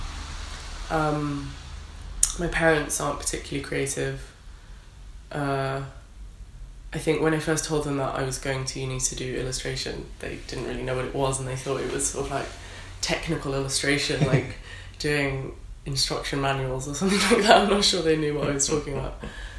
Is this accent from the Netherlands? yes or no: yes; Netherlands; also born or lived in Cumbria / Milton Keynes / Berlin / London; So I was born in Cumbria, but I grew up in the Netherlands and then moved back to England and lived in Milton Keynes for a little bit, which is amazing.